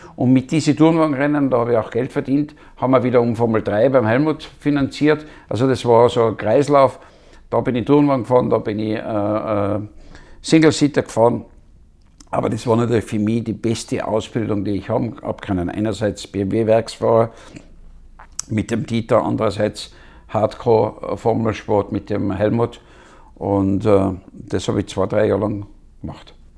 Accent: Wörgl, Tyrol, Austria; ich bin in Würgel aufgewachsen.

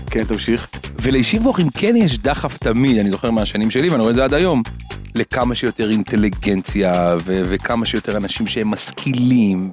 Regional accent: Ashkelon, Southern District, Israel; אני גזען, אני מאשקלון.

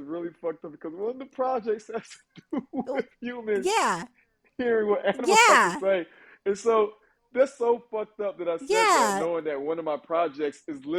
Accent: the South, United States; I'm from the South.

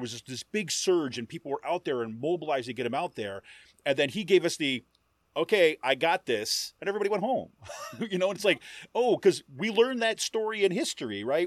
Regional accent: Utica, New York, United States; I grew up in Utica, New York, and like kind of central New York

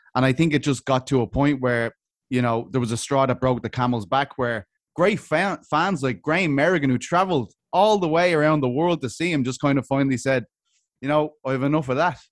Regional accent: Ireland; I'm from Ireland

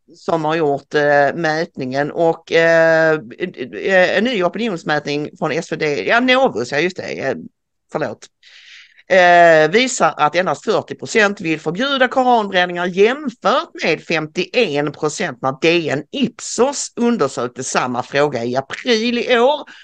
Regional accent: Sweden

